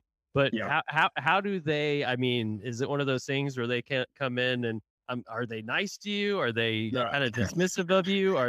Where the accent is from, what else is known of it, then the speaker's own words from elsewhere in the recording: Tulsa, Oklahoma, United States; moved away; I'm from Tulsa originally, so I was always a Tulsa Oiler fan, lived down here obviously for quite some time now.